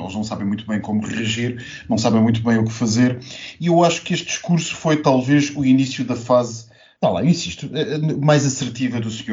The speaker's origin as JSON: {"language": "Portuguese", "country": "Portugal"}